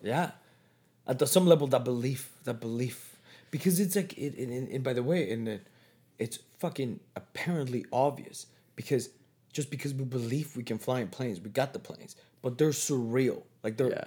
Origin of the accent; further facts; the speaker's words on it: Mexico; moved away as an adult; now in Toronto, Canada; I went back to Mexico for a couple years